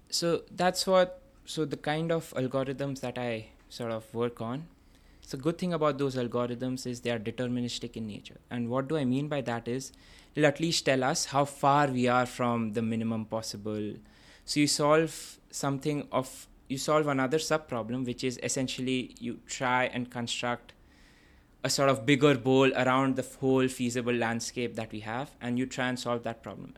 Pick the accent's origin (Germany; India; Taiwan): India; Kolkata, West Bengal; moved away as an adult; also born or lived in Vellore, Tamil Nadu, India; now in London, United Kingdom; I grew up in this city called Kolkata, which formerly used to be called Calcutta.